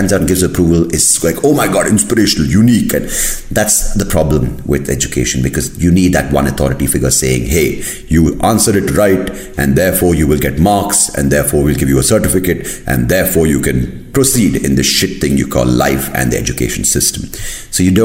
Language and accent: English; India; I'm Indian